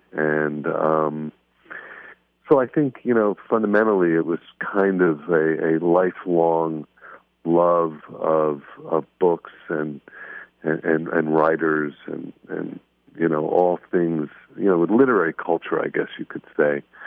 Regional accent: Miami Beach, Florida, United States; I grew up here in Miami. I grew up on Miami Beach

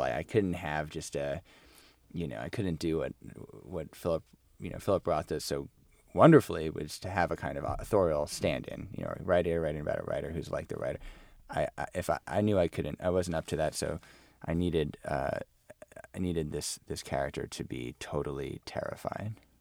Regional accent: United States; as an American

